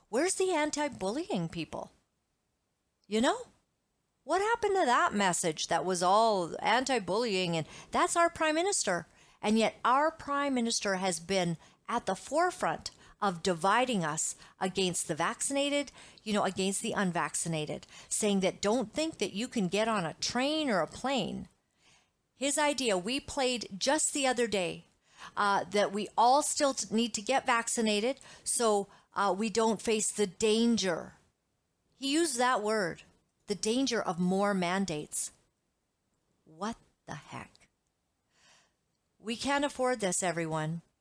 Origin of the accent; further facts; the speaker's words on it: Uganda; I grew up in Uganda. I was born a small white child in Uganda, East Africa.